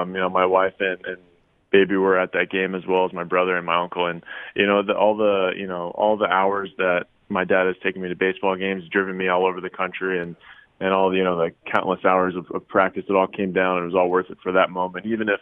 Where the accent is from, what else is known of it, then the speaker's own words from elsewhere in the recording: San Diego, California, United States; I grew up in San Diego